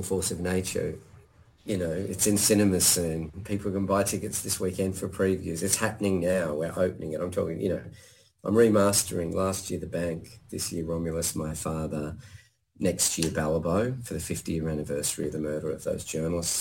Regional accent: Blue Mountains, New South Wales, Australia; I grew up in the Blue Mountains

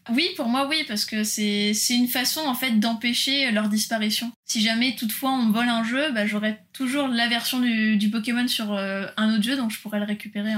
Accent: France; moved away; also born or lived in São Paulo, Brazil / Japan; nous, en tant que Français

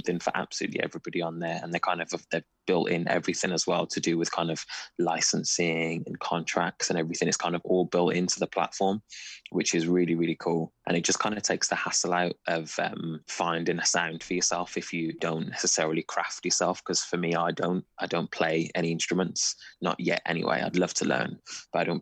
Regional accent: Wolverhampton, West Midlands, United Kingdom; So I grew up in Wolverhampton

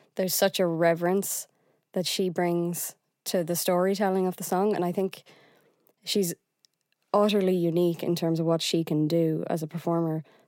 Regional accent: Galway, Connacht, Ireland; I'm from Galway

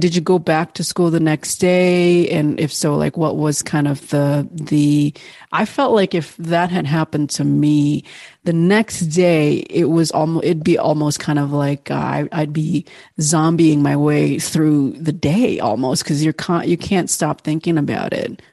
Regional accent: Bali, Indonesia; Bali, Indonesia, which is, of course, my home country

